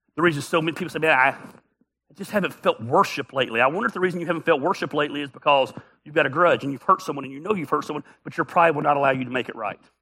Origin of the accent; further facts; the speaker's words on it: the South, United States; we're from the South